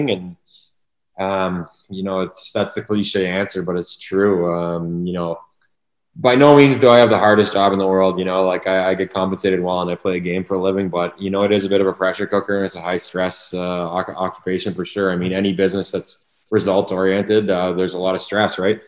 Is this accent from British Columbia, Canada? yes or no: no; Ottawa, Ontario, Canada; moved away; we're both born and raised in Kanata.